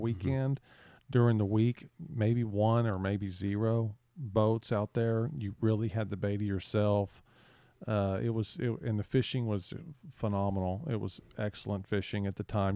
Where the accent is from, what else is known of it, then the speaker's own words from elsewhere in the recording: San Antonio, Texas, United States; now in Port Mansfield, United States; I grew up in San Antonio